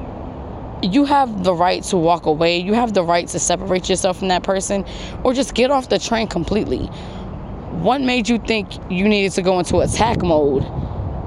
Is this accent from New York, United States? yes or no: yes; New York City, New York, United States; I'm a New Yorker. I'm from New York. I was born and raised there